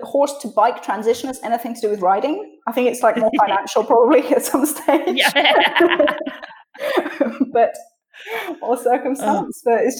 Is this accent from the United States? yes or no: no; Switzerland; So I was born and grew up in Switzerland, and I spoke English at home